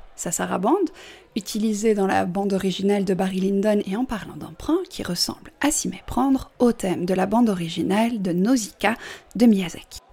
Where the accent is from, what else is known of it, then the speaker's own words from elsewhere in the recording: Belgium; je suis belge